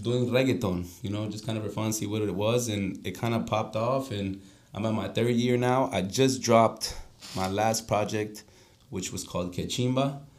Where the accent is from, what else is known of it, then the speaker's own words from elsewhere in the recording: Florida, United States; moved away; also born or lived in Colombia; even though I am Colombian, I grew up in Florida